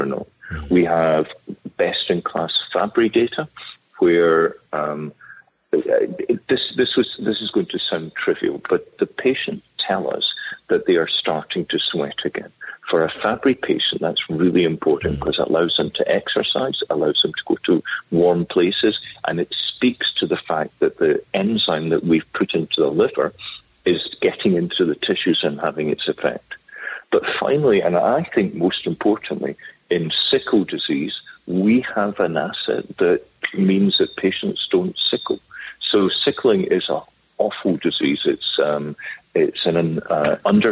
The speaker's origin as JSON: {"language": "English", "region": "Scotland", "country": "United Kingdom", "also_born_or_lived": "London / Cambridge / Duke, United States", "moved": "yes", "said": "I'm a Scottish physician"}